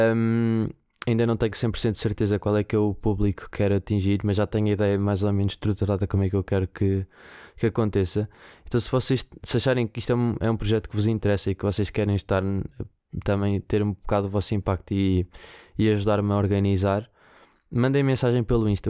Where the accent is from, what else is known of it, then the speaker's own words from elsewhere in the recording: Viseu, Centro, Portugal; moved away; Viseu, que é o sítio de onde eu venho e de onde eu cresci